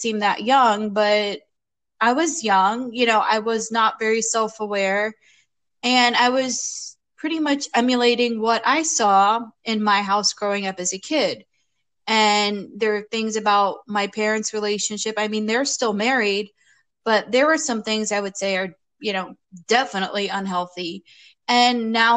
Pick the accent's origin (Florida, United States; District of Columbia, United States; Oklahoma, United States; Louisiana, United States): Florida, United States; also born or lived in New York City, United States; now in Portland, United States; I'm from New York City. I grew up in Florida, moved back to New York City